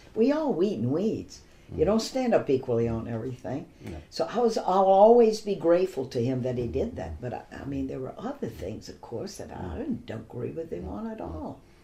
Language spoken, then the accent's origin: English; Baton Rouge, Louisiana, United States; growing up in Baton Rouge